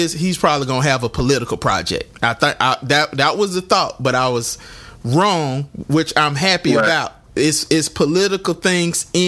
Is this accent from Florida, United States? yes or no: yes; Jacksonville, Florida, United States; Homegrown in Duval County, my hometown.